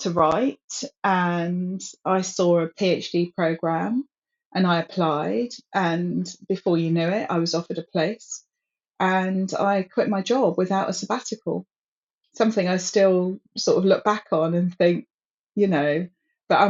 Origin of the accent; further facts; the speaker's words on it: London, United Kingdom; I grew up in London